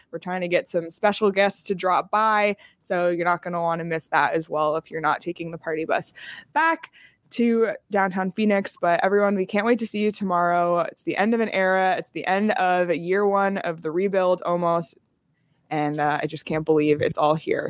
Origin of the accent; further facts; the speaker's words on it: Canada; now in Arizona, United States; as a Canadian living in Arizona